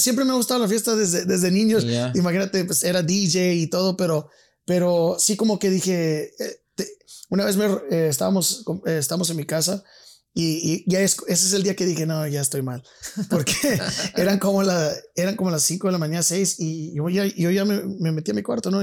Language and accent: Spanish; El Paso, Texas, United States; also born or lived in San Francisco Bay Area, California; a los 7, 9 años, 7, 8 años me fui a El Paso, Texas.